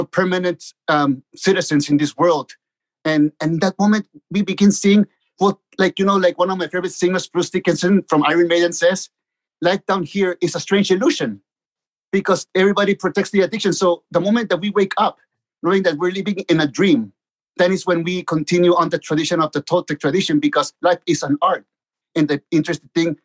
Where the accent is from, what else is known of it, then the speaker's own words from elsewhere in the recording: Tijuana, Baja California, Mexico; also born or lived in Mexico City; I was born in Mexico City, and 3 months later, my parents took me to Tijuana to live with them. And that's where I grew up, in Tijuana